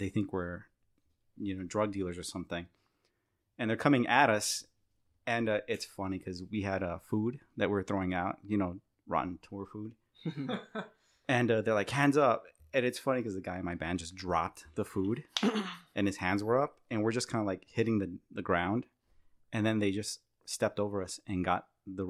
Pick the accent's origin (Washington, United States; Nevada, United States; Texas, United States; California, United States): Texas, United States; El Paso; moved away; also born or lived in Syracuse; I grew up in El Paso